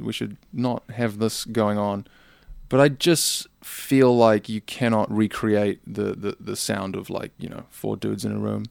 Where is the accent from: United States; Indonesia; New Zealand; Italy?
New Zealand; I'm just a Kiwi